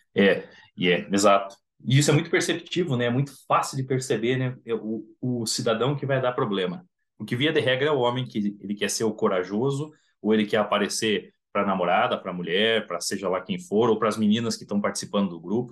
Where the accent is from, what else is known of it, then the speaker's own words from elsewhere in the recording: Curitiba, Paraná, Brazil; Eu sou de Curitiba